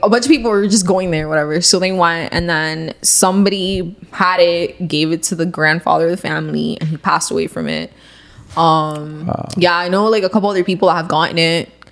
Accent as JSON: {"language": "English", "country": "Cuba", "said": "I'm Cuban"}